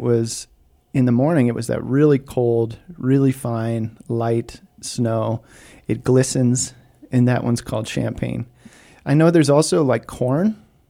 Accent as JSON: {"language": "English", "town": "Copper Mountain", "region": "Colorado", "country": "United States", "tie": "born or raised there", "said": "I grew up on Copper Mountain."}